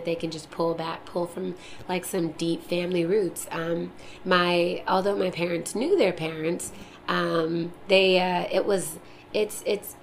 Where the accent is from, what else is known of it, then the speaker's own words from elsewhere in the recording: Buffalo, New York, United States; also born or lived in Texas; I grew up in Western New York, so I consider myself a Western New Yorker